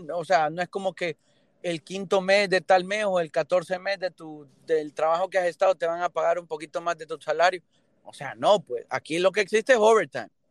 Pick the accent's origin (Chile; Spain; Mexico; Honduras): Honduras; moved away as an adult; now in Miami, United States; Yo nací en Honduras y viví 20 años